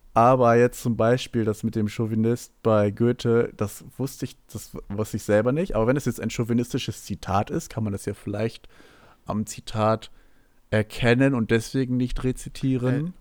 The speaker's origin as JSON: {"language": "German", "town": "Hanover", "region": "Lower Saxony", "country": "Germany", "said": "bei uns in Hannover"}